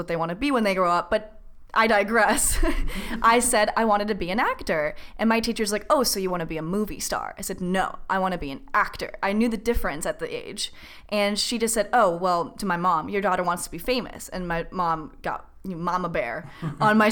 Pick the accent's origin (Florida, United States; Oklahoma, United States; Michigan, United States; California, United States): California, United States; Orange County; I was raised in Orange County, which is a nice, pleasant, suburban place to grow up.